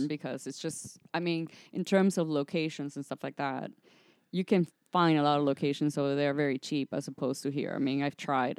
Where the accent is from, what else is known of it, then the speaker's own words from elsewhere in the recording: Miami, Florida, United States; moved away as an adult; also born or lived in Atlanta; now in Los Angeles, United States; I'm from Miami